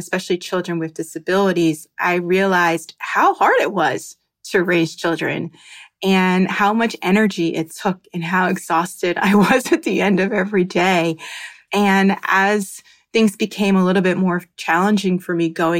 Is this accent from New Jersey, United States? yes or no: yes; New Jersey, United States; now in Miami, United States; I am a pediatric occupational therapist living in Miami, Florida, and I'm originally from New Jersey